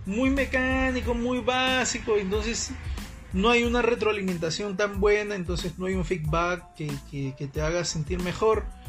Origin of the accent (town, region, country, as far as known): Peru